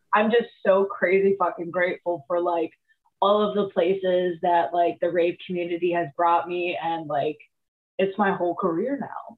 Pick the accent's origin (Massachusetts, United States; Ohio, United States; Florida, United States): Ohio, United States; Cleveland; I went to high school in the area